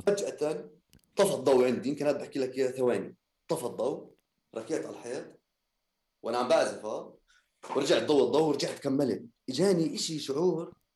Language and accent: Arabic; Jordan; احنا موسيقيين اردنيين